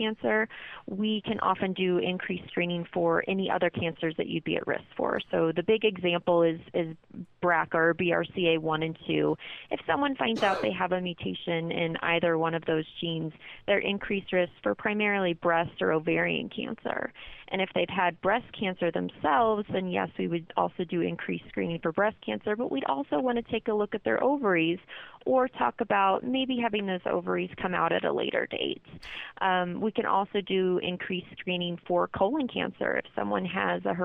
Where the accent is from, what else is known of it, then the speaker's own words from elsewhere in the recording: Kansas City, United States; moved away as an adult; now in Colorado, United States; I'm originally from Kansas City, but I came out here, looked at CU Boulder, and fell in love with it